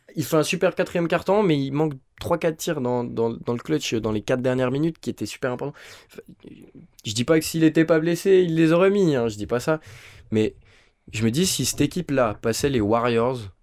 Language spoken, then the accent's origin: French; Switzerland; on est suisse